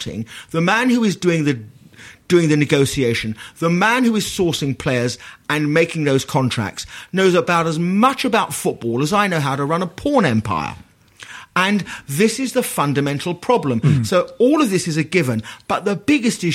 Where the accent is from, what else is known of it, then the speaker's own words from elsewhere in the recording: London, United Kingdom; I grew up in Poplar